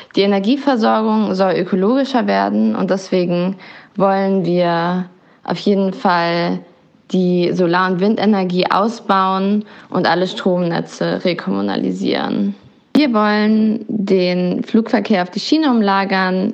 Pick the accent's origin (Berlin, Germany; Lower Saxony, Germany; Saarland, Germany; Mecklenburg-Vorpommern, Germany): Berlin, Germany; also born or lived in Neukölln, Berlin; Ich komme ursprünglich aus Kreuzberg und lebe jetzt seit einigen Jahren hier in Neukölln